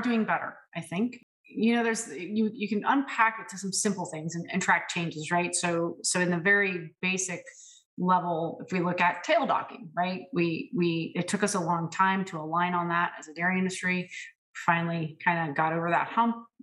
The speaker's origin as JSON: {"language": "English", "region": "California", "country": "United States", "also_born_or_lived": "Ohio", "moved": "yes", "said": "Spent 5 years in my home state of California practicing as a dairy practitioner"}